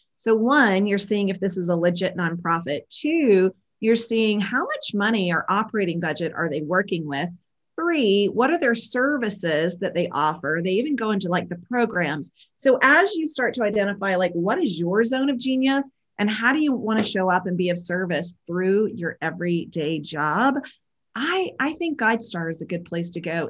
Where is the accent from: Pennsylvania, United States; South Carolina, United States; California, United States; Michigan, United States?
South Carolina, United States; also born or lived in Georgia; I grew up in the South, um, born in Georgia, raised in South Carolina um, I grew up in a really small town